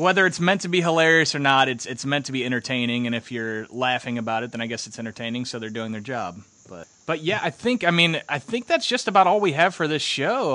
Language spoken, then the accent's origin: English; Illinois, United States; my hometown in Illinois. It was okay. Basically, you know, I, I grew up in a small town